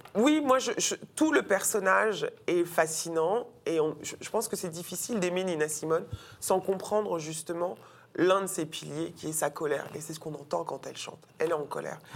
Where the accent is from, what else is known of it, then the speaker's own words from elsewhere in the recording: French Guiana; j'ai grandi dans la Guyane de Christiane Taubira